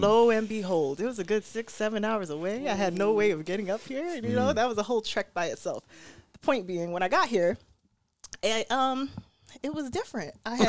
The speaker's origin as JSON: {"language": "English", "town": "New York City", "region": "New York", "country": "United States", "moved": "yes", "lives_now": "Rochester, United States", "said": "I'm from Brooklyn."}